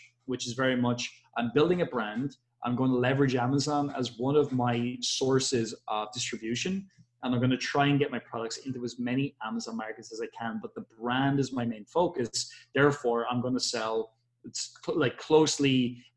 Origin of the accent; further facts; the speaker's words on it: Ireland; I am from Ireland